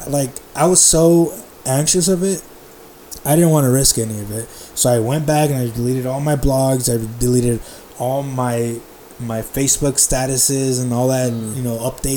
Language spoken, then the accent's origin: English; Compton, California, United States; I grew up in Compton. I lived there a good portion of my life